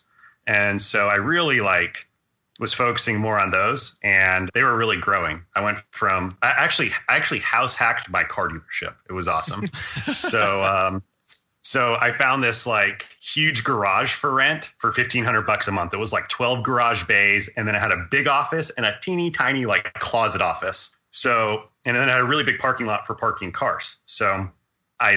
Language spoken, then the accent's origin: English; Hawaii, United States; moved away as an adult; I was growing up in Hawaii, and I was living there from about 2000 to about 2006